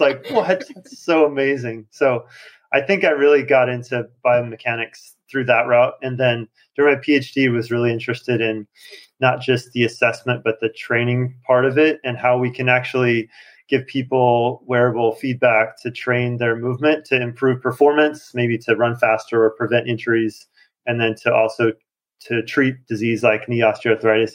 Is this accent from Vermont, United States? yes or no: no; Montana, United States; moved away as an adult; now in Shanghai, China; I grew up in Montana